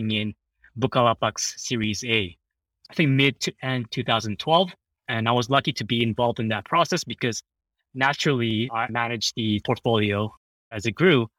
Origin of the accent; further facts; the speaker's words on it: Jakarta, Indonesia; also born or lived in Japan; I was born in Japan, but I moved to Jakarta when I was one. So that's where I stayed until I graduated high school, spent my childhood and adolescent years in Indonesia